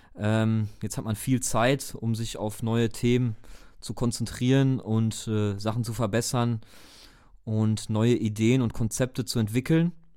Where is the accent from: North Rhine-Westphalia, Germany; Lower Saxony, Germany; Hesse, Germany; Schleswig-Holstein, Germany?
North Rhine-Westphalia, Germany; Dortmund; wir kommen ja selber aus Dortmund